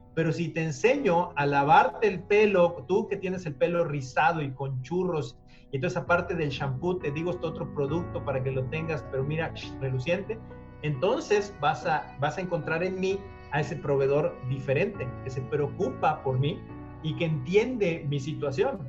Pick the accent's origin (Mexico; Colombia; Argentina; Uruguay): Mexico; somos mexicanos